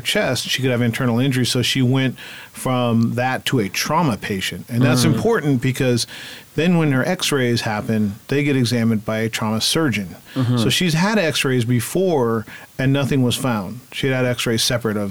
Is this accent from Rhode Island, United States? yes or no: no; Fort Bragg, California, United States; moved away; also born or lived in Sacramento / Hawaii; I was raised in Fort Bragg. That's my adoptive family. I was up in the woods